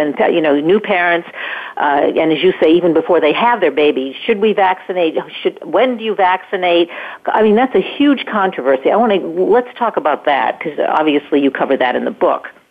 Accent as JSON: {"language": "English", "region": "New York", "country": "United States", "said": "I'm from New York"}